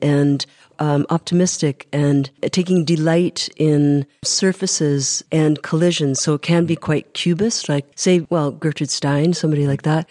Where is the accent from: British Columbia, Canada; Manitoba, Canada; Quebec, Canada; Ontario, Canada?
Manitoba, Canada; Winnipeg; growing up in Crescentwood